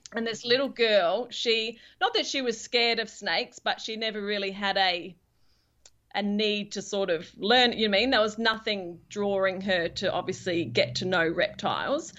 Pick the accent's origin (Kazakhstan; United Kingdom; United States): United Kingdom; England; now in Perth, Australia; I'm actually from England originally